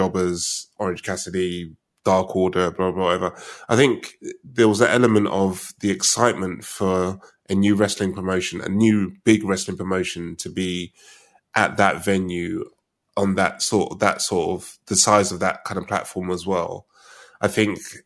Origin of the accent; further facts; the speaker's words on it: United Kingdom; We're British